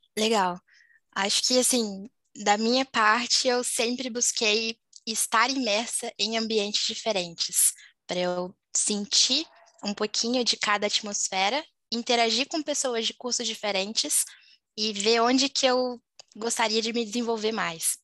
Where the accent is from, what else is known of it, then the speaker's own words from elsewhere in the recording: Volta Redonda, Rio de Janeiro, Brazil; moved away as an adult; also born or lived in Juiz de Fora, Minas Gerais; eu sou de Volta Redonda, interior do Rio, mas costumo falar que eu sou mineirinha de coração aí, por ter morado em Juiz de Fora